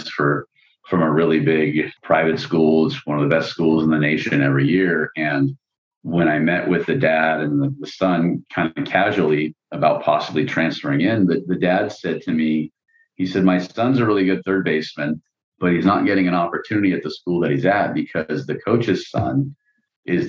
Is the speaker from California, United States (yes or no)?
yes; California, United States; we're from California